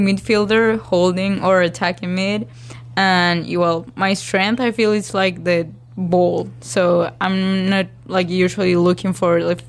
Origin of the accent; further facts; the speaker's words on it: Valle del Cauca, Colombia; now in Hattiesburg, United States; I was playing with Selección Valle. That's my hometown team.